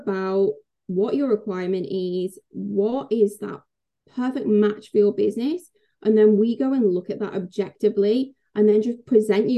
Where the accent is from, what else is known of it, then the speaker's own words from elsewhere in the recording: England, United Kingdom; I'm English